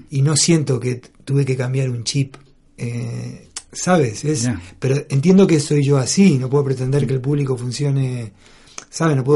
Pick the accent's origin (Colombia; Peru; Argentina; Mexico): Argentina; moved away as an adult; now in Spain; con ese grupo vine de Argentina yo